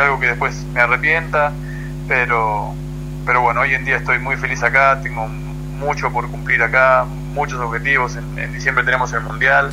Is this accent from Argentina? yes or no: yes; Argentina; now in Monterrey, Mexico